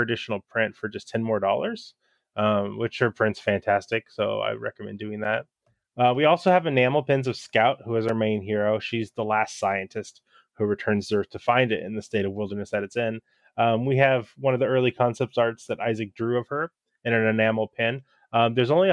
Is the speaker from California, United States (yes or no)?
yes; California, United States; moved away as an adult; now in Seattle, United States; I was raised in California